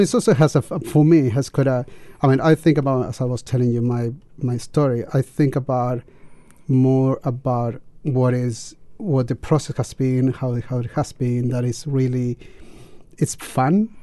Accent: Chile; English is a second language; moved away as an adult; now in New Zealand; teaching mm. English in, in in the school that I worked in Chile

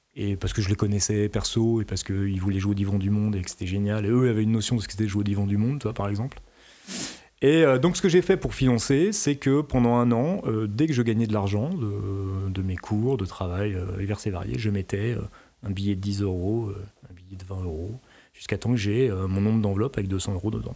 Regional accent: France; je suis français.

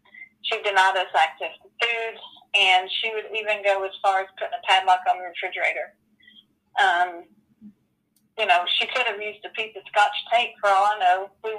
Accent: Spain; born there; I don't know much about myself other than I was born in Spain.

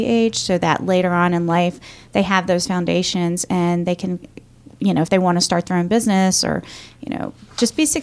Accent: Roanoke, Virginia, United States; I'm from Roanoke, Virginia. I grew up a kind of lower income family. I didn't really understand a lot of opportunities that existed for me here

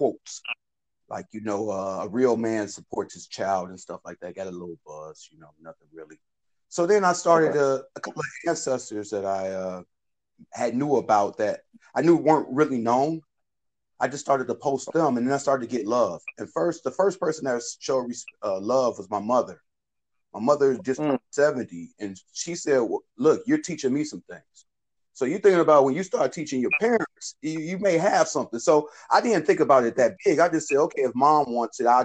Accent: Chicago, Illinois, United States; I'm from the South Side of Chicago

